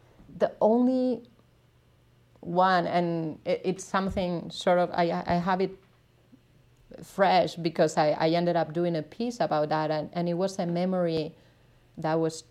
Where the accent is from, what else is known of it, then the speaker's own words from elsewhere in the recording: Navarre, Spain; first language Spanish; English is a second language; moved away as an adult; also born or lived in New York; now in Berlin, Germany; my hometown in the north of Spain